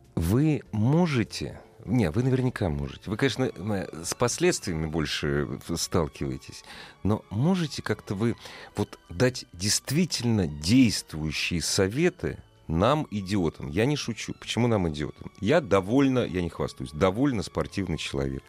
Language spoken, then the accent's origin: Russian; Moscow, Russia; Мы, москвичи